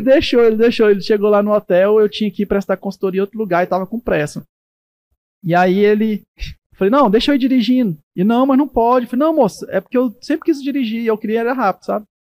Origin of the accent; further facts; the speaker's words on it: Brazil; eu sou feliz de ser brasileiro, adoro meu país